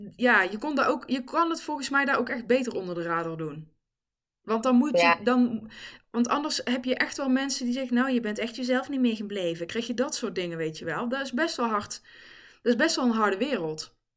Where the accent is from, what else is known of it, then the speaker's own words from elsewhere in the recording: the Kempen, North Brabant, Netherlands; also born or lived in Helmond; ik ben in Helmond geboren overigens. Eh, daar ben ik weggegaan, daar weet ik ook heel weinig nog van. En ben ik in de Kempen beland. Dus ik heb in Eersel gewoond, in Bladel, in Reuzel